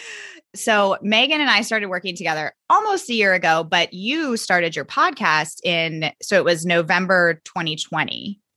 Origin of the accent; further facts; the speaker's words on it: Virginia, United States; I am from Virginia and that's where I taught